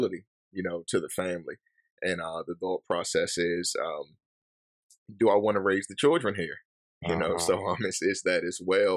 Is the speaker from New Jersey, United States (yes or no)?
no; Suitland, Maryland, United States; now in Hagerstown, United States; So originally I'm from Suitland. That's Prince George's County, Maryland.